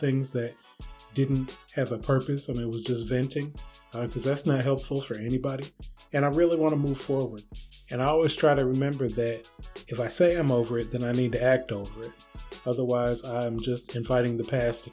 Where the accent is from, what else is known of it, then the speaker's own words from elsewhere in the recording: Michigan, United States; now in North Carolina, United States; I'm from Michigan. I live in North Carolina.